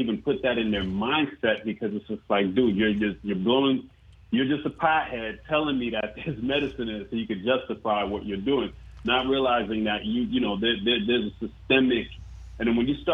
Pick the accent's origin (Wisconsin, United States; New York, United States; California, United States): New York, United States; I'm a Brooklyn boy, Brooklyn born and raised native